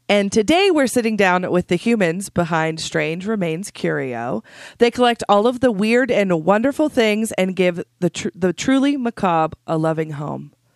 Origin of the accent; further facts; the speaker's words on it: south of Idaho Falls, United States; I grew up in a super teeny town just south of here